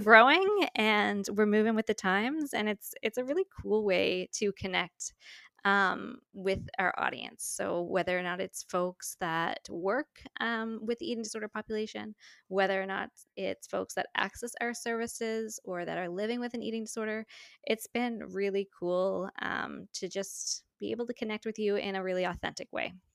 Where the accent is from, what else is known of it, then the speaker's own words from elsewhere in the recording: St. John's, Newfoundland and Labrador, Canada; now in Ontario, Canada; my hometown of Saint John's, Newfoundland